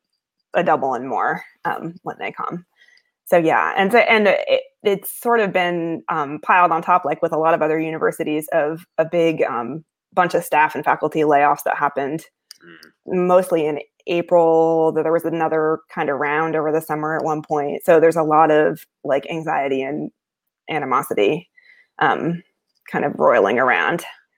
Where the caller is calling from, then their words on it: Athens, Ohio, United States; So I'm calling from Athens, Ohio, which is where I live, and I haven't left since March.